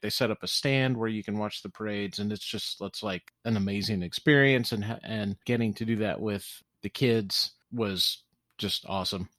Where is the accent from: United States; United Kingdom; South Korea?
United States; Louisiana; being born and raised in Louisiana